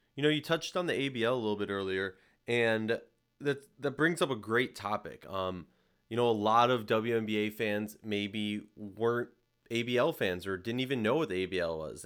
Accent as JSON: {"language": "English", "region": "Minnesota", "country": "United States", "tie": "born or raised there", "said": "I grew up in Minnesota."}